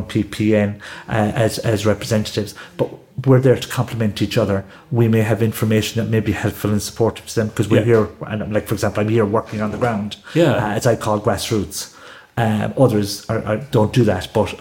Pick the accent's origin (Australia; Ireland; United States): Ireland; Limerick, Munster; We moved from Our Lady of Lourdes from Weston up to Southill in 1970